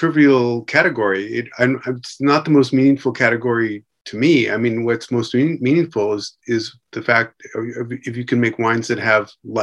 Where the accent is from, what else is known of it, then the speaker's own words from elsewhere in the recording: California, United States; I'm from California